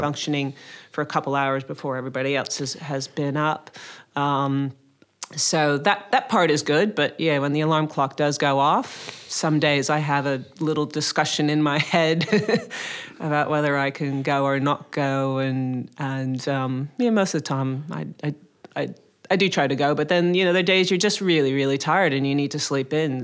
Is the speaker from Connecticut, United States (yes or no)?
yes; Connecticut, United States; moved away as an adult; also born or lived in Maryland / Boston; now in Sydney, Australia; I grew up in, uh, Connecticut in the States, uh, which is a small state next to New York